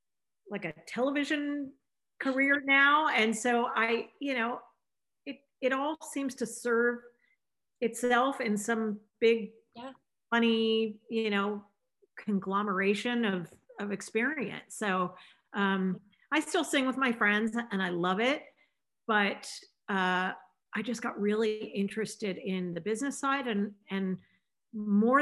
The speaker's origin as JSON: {"language": "English", "town": "Los Angeles", "region": "California", "country": "United States", "tie": "born or raised there", "said": "I grew up in Los Angeles, California"}